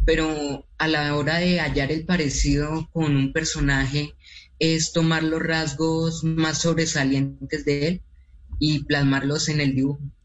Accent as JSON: {"language": "Spanish", "country": "Colombia", "said": "nosotros, eh, como colombianos"}